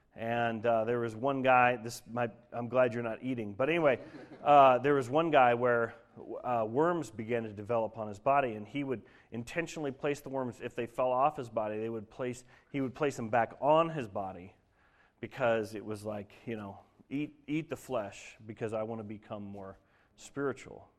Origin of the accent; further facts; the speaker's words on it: Denver, Colorado, United States; moved away; I grew up in Denver